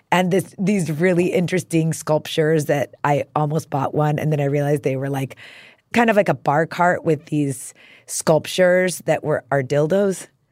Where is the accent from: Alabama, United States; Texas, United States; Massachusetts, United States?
Texas, United States; El Paso; moved away as an adult; also born or lived in Tucson, Arizona / New York; I was from El Paso.